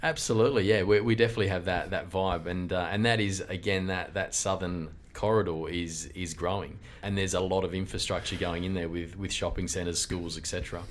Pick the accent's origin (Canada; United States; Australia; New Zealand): Australia; Carnarvon, Western Australia; now in Mandurah, Australia; I grew up in Carnarvon